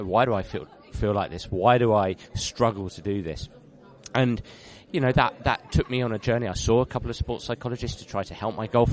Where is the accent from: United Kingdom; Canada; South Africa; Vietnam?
United Kingdom; London; I'm a Londoner, so I was born in London, and uh, I don't live in London anymore. I just live just outside of London